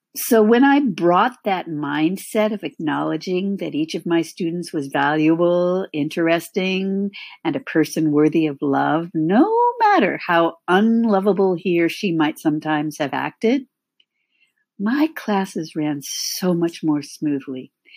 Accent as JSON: {"language": "English", "region": "California", "country": "United States", "tie": "born or raised there", "also_born_or_lived": "San Francisco Bay Area / Los Angeles / Midwest", "moved": "as an adult", "said": "I was born and raised in California"}